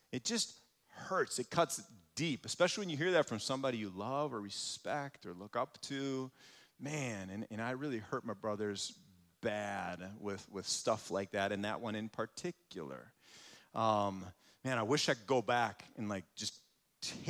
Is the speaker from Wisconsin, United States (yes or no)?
yes; Muskego, Wisconsin, United States; I grew up in Muskego, so just down the road a little ways